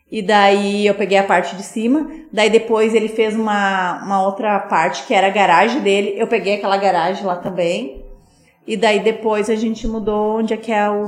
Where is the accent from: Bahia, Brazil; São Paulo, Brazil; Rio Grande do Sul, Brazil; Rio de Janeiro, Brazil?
Rio Grande do Sul, Brazil; Sapiranga; como eu sou daqui de Sapiranga, eu vim pra cá.